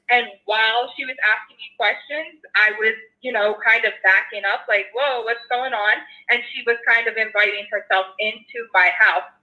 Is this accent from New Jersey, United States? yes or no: no; Philadelphia, Pennsylvania, United States; now in Los Angeles, United States; So, so I'm originally from Philadelphia, actually, and I currently live in LA. I've been here about seven years